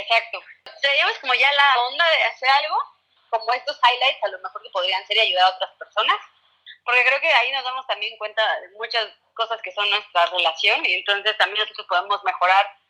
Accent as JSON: {"language": "Spanish", "region": "Puebla", "country": "Mexico", "said": "Soy de Puebla"}